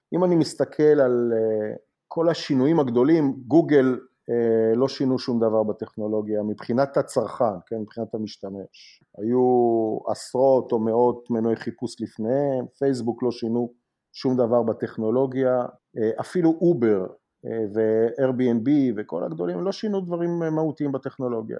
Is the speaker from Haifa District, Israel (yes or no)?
yes; Haifa, Haifa District, Israel; moved away as an adult; now in United States; אני חיפאי במקור